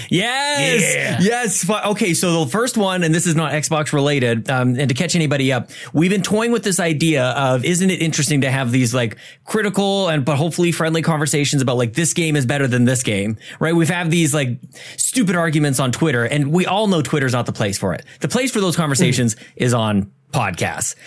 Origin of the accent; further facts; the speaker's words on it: Canada; We're Canadian